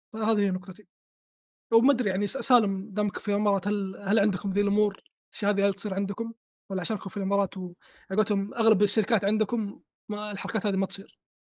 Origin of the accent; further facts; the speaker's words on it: Saudi Arabia; عندنا في السعوديه